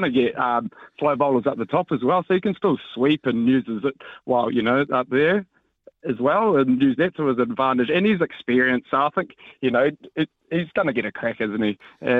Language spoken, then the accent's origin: English; Hawke's Bay, New Zealand; I'm from the Hawke's Bay